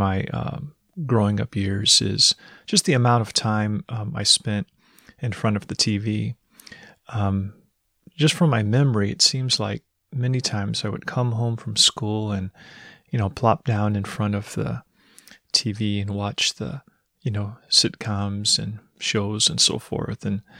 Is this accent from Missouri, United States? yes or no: yes; Missouri, United States; I'm from Missouri. I joined the Navy at 18, got married at 18 as well.